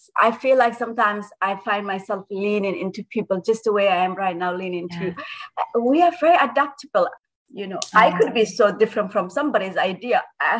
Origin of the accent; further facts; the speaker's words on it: Ottawa, Ontario, Canada; I mean, like I said, you're from Ottawa, and I'm so grateful that someone from my hometown is interviewing me.